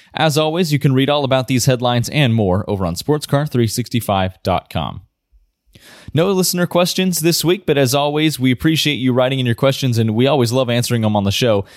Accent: United States; as an American myself

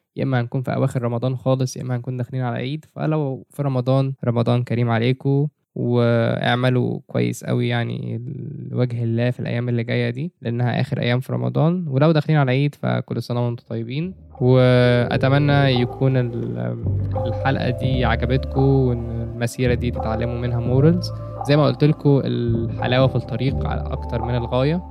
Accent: Egypt; عندنا في مصر في branches كتير. كان في منهم branch جنبي، جيزة

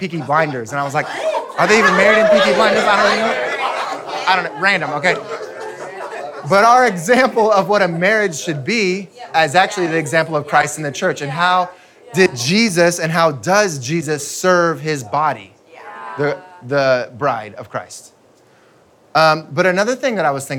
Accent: United States; I'm American

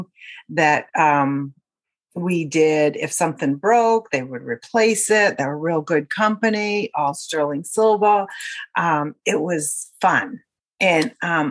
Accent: Acushnet, Massachusetts, United States; I'm from Acushnet, Massachusetts, and I have three children

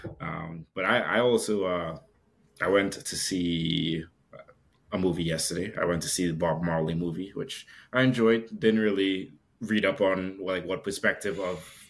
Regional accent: Trinidad & Tobago; I'm like from Trinidad

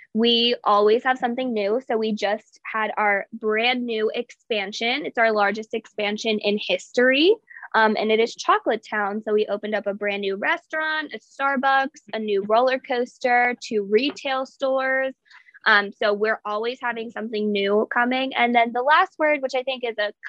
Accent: York, Pennsylvania, United States; moved away as an adult; now in Hershey, United States; I'm from York, Pennsylvania, but I am currently living in Hershey, PA

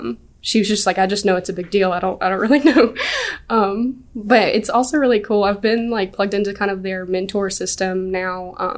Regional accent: Sylacauga, Alabama, United States; Sylacauga, Alabama.

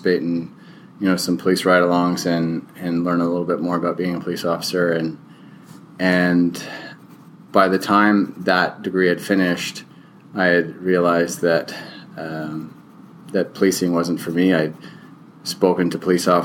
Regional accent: Kingston, Ontario, Canada; I'm from Kingston, Ontario, Canada

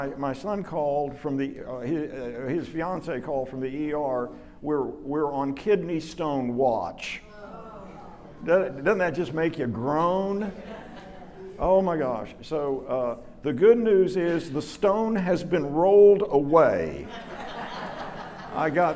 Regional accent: Dallas, Texas, United States; I was raised in Lockwood, you know, North Dallas, white kid

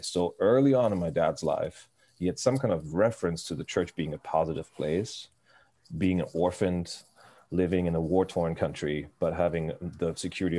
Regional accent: Hamburg, Germany; I grew up in right outside of Hamburg, Germany

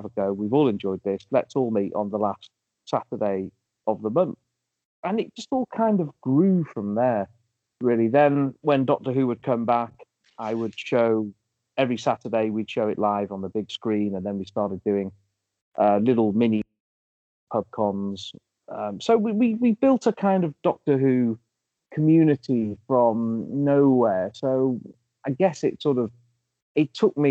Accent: Llandudno, Wales, United Kingdom; I grew up in North Wales, in Llandudno.

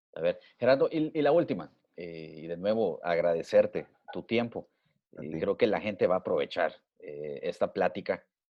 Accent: El Salvador

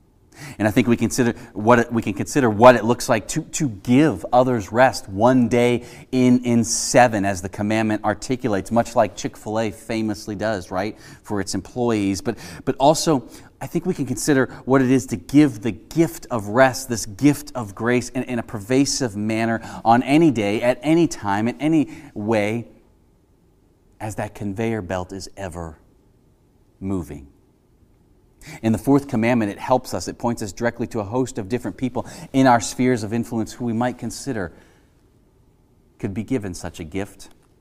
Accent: Cincinnati, Ohio, United States; I spent a summer in college as an intern for the youth group at the Presbyterian Church I grew up in Cincinnati, Ohio.

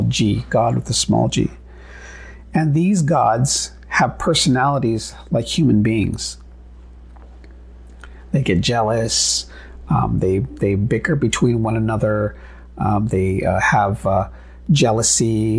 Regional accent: United States; being Native American

